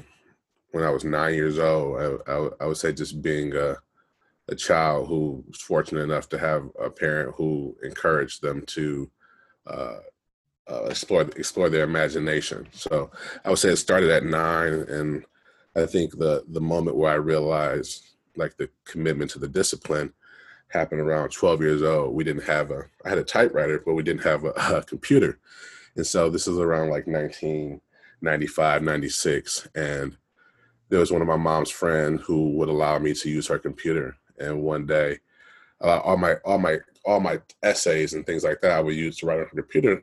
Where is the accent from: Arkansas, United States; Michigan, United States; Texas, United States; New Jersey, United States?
Michigan, United States; Detroit; moved away as an adult; now in Los Angeles, United States; I'm originally from Detroit, Michigan. So I grew up in Detroit, went to school at the University of Michigan.